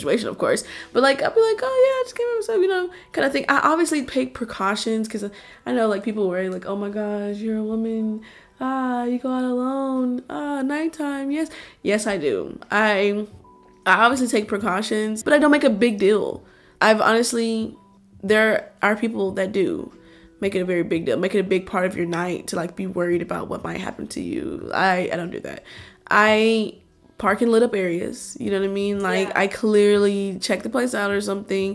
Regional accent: Houston, Texas, United States; I grew up in Houston

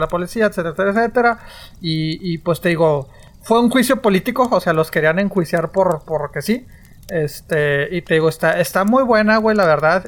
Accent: northern Mexico, Mexico; en el norte hablamos diferente

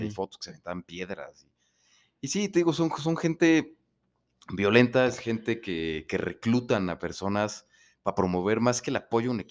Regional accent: Mexico; pues como buenos mexicanos empiezan a pasarse lanzas

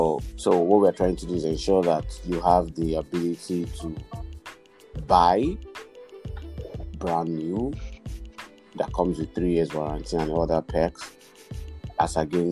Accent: Nigeria; I'm a Nigerian. I was born in Nigeria. I grew up in Nigeria.

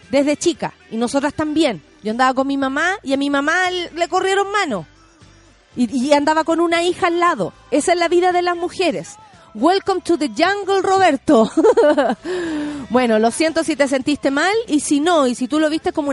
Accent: Viña del Mar, Valparaíso, Chile; Soy dibujante eh, arquitectónico y ando buscando peguitas, Soy de Viña.

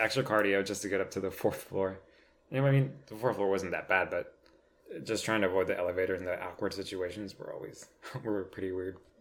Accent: Crandall, Texas, United States; I grew up in Crandall all my life. I went to Crandall schools since pre K all the way through graduation.

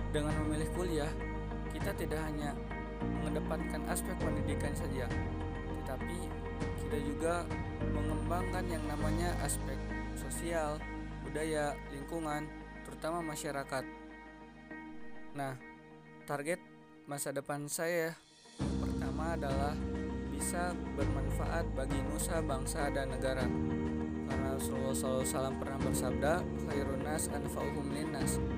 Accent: Bandung, West Java, Indonesia; Asal dari Bandung, usia 18 tahun

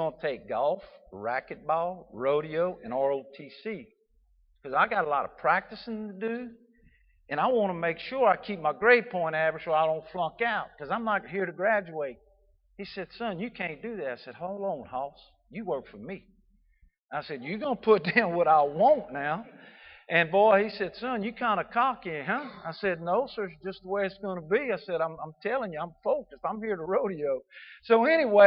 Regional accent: Southwest Louisiana, United States; I was raised in Southwest Louisiana.

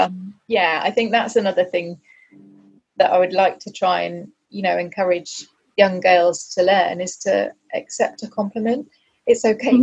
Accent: United Kingdom; we're very British

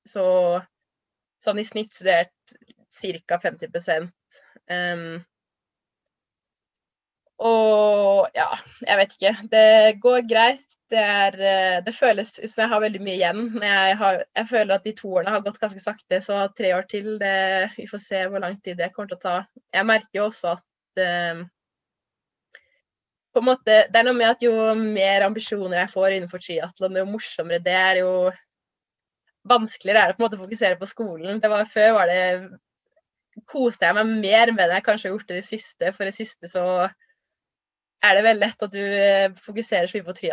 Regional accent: Trondheim, Trøndelag, Norway; also born or lived in Lørenskog; jeg ble født i Trondheim og bodde her fram til jeg skulle begynne på skolen. Eh, og så flytta vi til Lørenskog utenfor Oslo, hele familien, og bodde der i egentlig bare tre år.

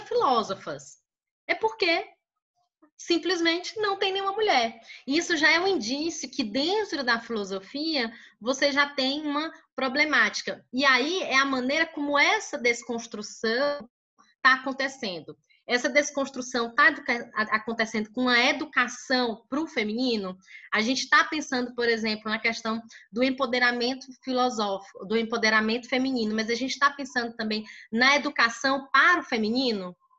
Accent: Teresina, Piauí, Brazil; eu sou do Piauí, Teresina Piauí

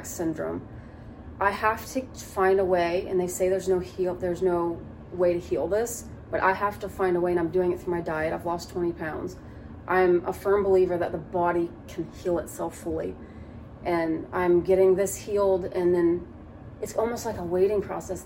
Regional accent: Athens, Ohio, United States; I grew up in the Appalachian Trails of Athens

